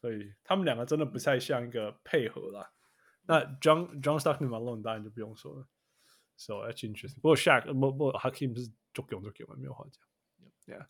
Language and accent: Chinese; Canada; 那我问你哦，这才因为我们加拿大人都都会知道一些鸟事情、小事情啊。